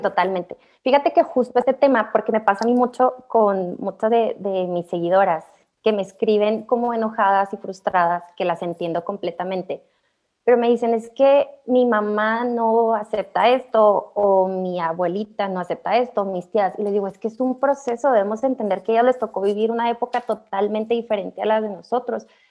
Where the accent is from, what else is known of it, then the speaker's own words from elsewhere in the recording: Hidalgo del Parral, Chihuahua, Mexico; yo soy de Parral, es una ciudad pues chiquita